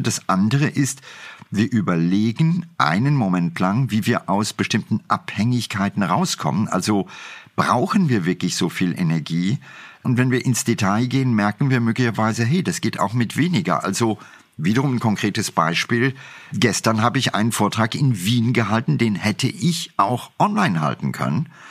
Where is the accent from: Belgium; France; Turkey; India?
India; now in Germany; Ich bin in Indien groß geworden